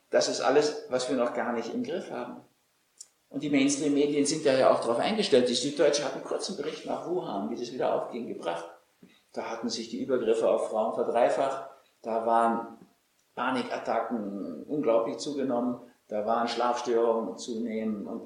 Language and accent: German; Austria; Also als Österreicher, ehrlich gesagt.